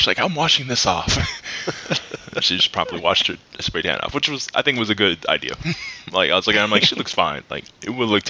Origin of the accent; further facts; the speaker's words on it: San Francisco, California, United States; I'm from San Francisco.